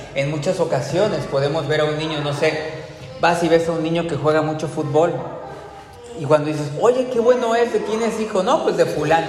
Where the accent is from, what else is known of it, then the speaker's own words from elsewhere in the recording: Veracruz, Mexico; dónde naciste, Veracruz, en qué fecha naciste, en el 80